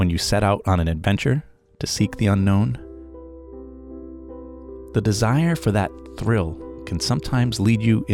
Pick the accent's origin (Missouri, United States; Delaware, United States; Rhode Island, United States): Rhode Island, United States; I grew up in Rhode Island, hearing all the stories and legends about the Ladd School.